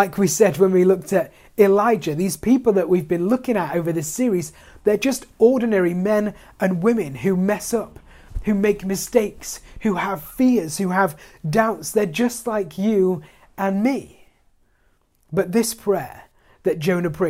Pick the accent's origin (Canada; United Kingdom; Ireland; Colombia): United Kingdom; as British people, you know, we have this ridiculous reserve